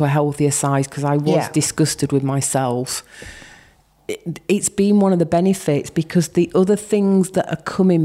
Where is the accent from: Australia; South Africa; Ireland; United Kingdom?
United Kingdom; Yorkshire and the Humber; I'm from Yorkshire.